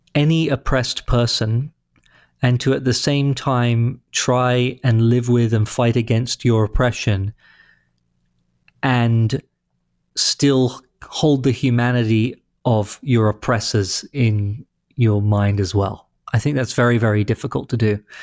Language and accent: English; London, United Kingdom; moved away as an adult; also born or lived in Boston; now in St. Louis, United States; London, which is where I grew up